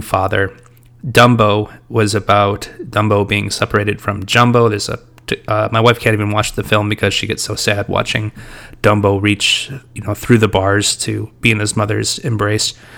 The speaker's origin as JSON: {"language": "English", "country": "United States", "said": "being an American"}